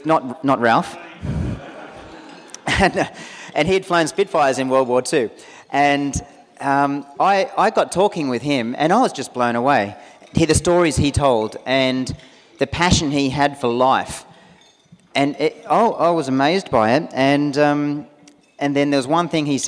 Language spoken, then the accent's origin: English; Newcastle, New South Wales, Australia; also born or lived in United States; I'm actually from the Newcastle region. Grew up, basically around Lake Macquarie